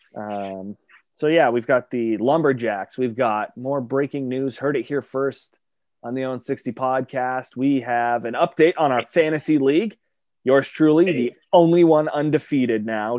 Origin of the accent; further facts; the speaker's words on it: Hamilton, Ontario, Canada; now in Brantford, Canada; I was born in Hamilton